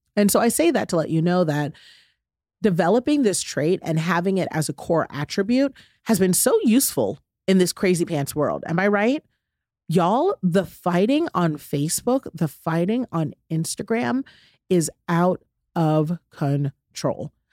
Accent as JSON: {"language": "English", "country": "United States", "said": "I'm an American"}